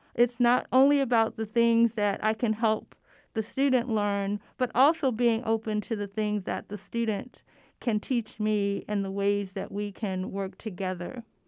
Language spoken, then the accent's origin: English; Baltimore, Maryland, United States; another church in my hometown, Baltimore